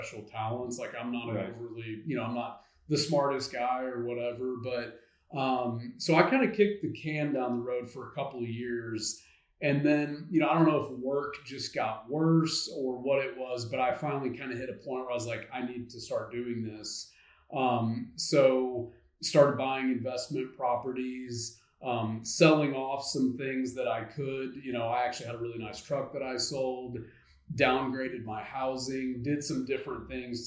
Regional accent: North Central Arkansas, United States; moved away as an adult; now in Northwest Arkansas, United States; I am an Arkansas native. I'm from North Central Arkansas, but have been in Northwest Arkansas for about 15 years now.

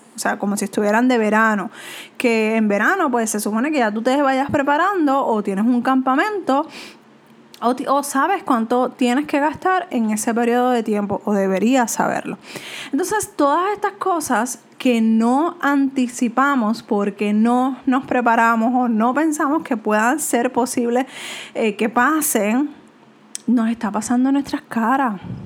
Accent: Puerto Rico; como latinos, como puertorriqueños

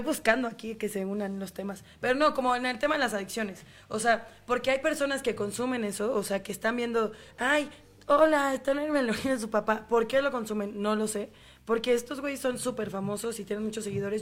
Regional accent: Mexico; nosotros somos mexicanos

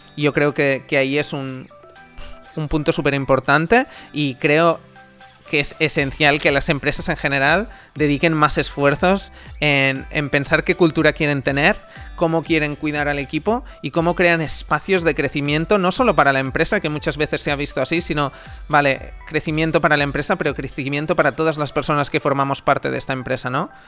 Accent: Amer, Catalonia, Spain; en mi pueblo Amer, en Girona

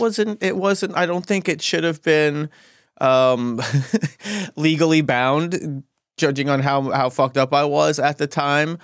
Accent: Gary, Indiana, United States; moved away; I'm actually from Gary, Indiana

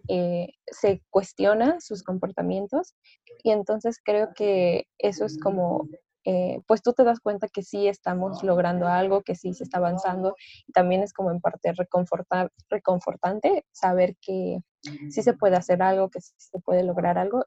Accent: Orizaba, Veracruz, Mexico; moved away as an adult; now in Puebla, Mexico; yo soy de Veracruz, soy de Orizaba, Veracruz, pero actualmente estoy estudiando en Puebla.

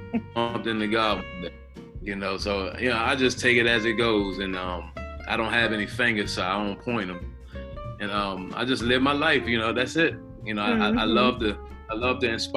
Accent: Charles County, Maryland, United States; I come from the Charles County area

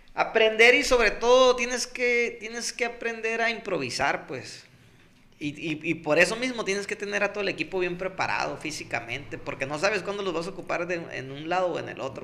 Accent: Pueblo Yaqui, Sonora, Mexico; la gente y yo, pues venimos de Pueblo Yaqui

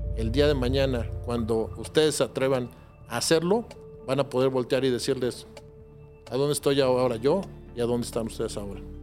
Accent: Mexico City, Mexico; yo sí vengo de Coyoacán

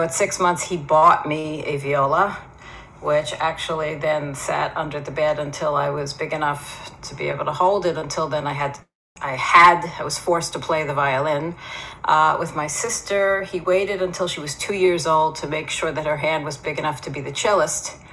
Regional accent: Philadelphia, Pennsylvania, United States; now in Israel; My background is that I was born in Philadelphia. I went to Jewish day schools, belonged to a conservative synagogue

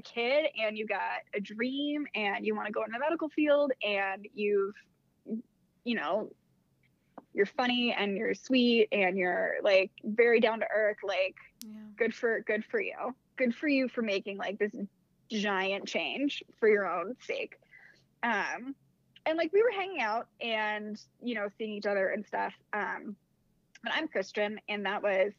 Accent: Annapolis, Maryland, United States; moved away as an adult; also born or lived in Massachusetts; I was living in Annapolis. It's where I'm from. I'm from Maryland originally

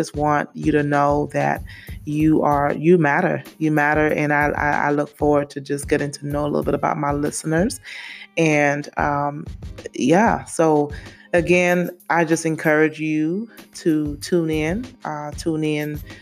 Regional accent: St. Lucia; now in Memphis, United States; I'm originally from St. Lucia in the West Indies. I've been in the States for a long time. I want to say since 98. Been living in Memphis since 2006.

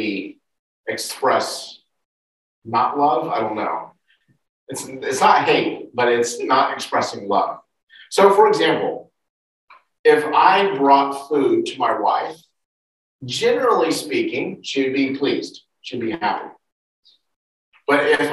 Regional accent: United States; moved away; in the United States, my home country

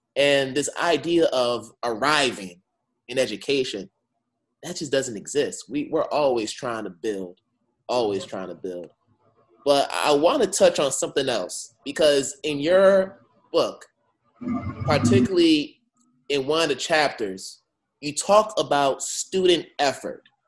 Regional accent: Boston, Massachusetts, United States; I'm from Boston, like I'm in the Boston area

